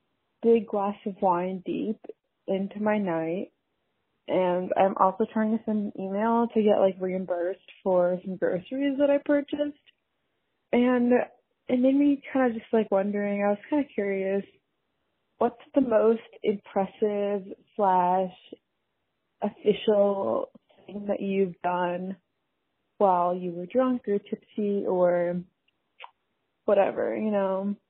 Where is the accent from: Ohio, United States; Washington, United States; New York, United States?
New York, United States; New York City; moved away as an adult; now in Indianapolis, United States; I'm calling from Indianapolis, but I'm originally from New York City. I'm just here for school.